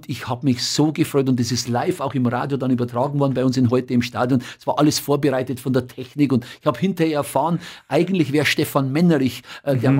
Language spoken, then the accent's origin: German; Bavaria, Germany; accent: Bavarian; glaube, vielleicht ein bisschen auch mit meinem bayerischen Dialekt.